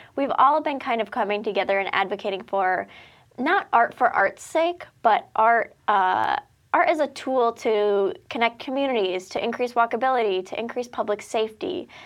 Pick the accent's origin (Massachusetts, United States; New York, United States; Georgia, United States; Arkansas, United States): Massachusetts, United States; Westfield; I grew up in Westfield